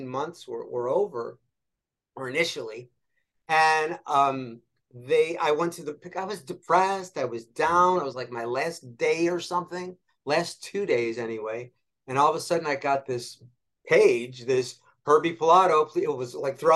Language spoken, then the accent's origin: English; Rochester, New York, United States; moved away; I'm back in Rochester, New York. I'm from Rochester, upstate.